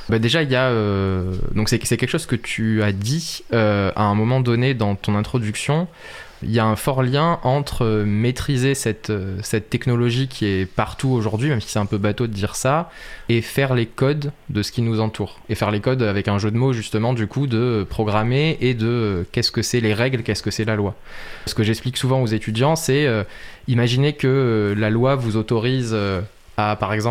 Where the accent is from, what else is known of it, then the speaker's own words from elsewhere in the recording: Marseille, Provence-Alpes-Côte d'Azur, France; now in Saint-Denis, France; Et je viens de Marseille